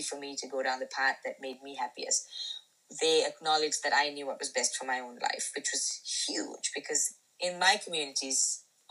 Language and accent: English; Sri Lanka; born or raised there